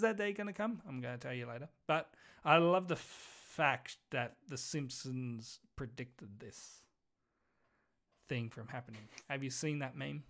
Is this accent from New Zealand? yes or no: yes; New Zealand; I'm Kiwi.